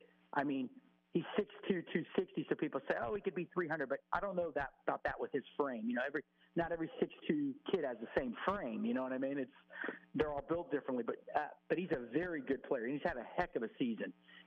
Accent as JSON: {"language": "English", "region": "Florida", "country": "United States", "said": "I'm from Florida"}